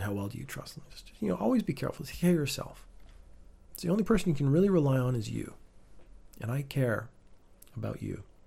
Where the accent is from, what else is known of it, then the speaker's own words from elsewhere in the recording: Canada; moved away as an adult; also born or lived in Northern Ireland, United Kingdom; now in Japan; I was born in the United Kingdom, went to Canada when I was a baby. That's why I don't sound British or Northern Irish in this case. Grew up in Canada.